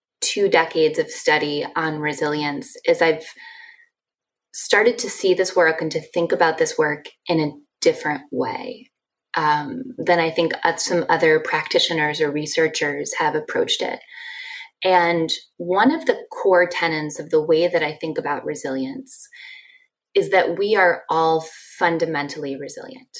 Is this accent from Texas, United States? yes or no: no; Ann Arbor, Michigan, United States; moved away as an adult; I grew up in Ann Arbor, Michigan, and went to the University of Michigan